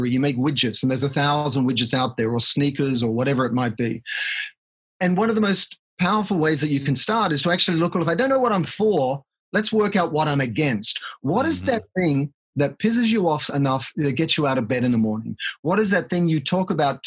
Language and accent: English; Australia; moved away as an adult; now in United States; as an Australian, and I've been in the States here for 22 years and I'm a US citizen